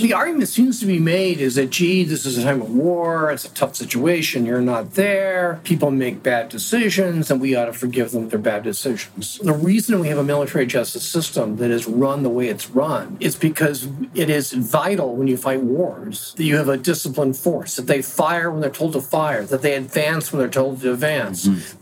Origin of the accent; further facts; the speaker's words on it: Oregon, United States; moved away as an adult; also born or lived in Arizona; my home state of Oregon